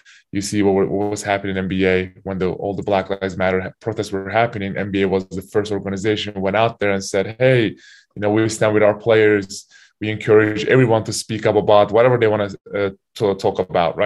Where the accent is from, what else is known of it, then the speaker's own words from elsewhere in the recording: Turkey; also born or lived in Kentucky / Utah; now in United States; my home country, Turkey